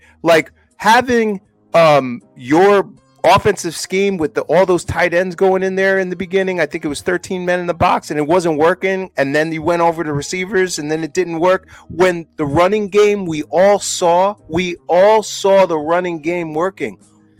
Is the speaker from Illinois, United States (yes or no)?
no; New York, United States; we're New Yorkers, bro. We're not from San Francisco or Detroit, bro.